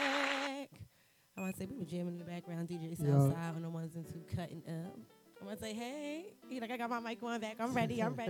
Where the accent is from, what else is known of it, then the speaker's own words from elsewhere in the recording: Jamaica; And I'm Jamaican